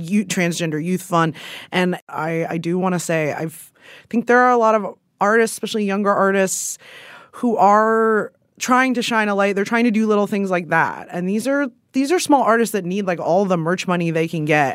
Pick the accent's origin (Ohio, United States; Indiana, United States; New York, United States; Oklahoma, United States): Ohio, United States; I'm from Ohio